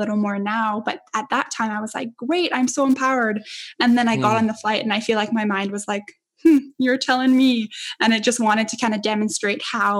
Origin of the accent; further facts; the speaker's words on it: Edmonton, Alberta, Canada; moved away; my hometown in Edmonton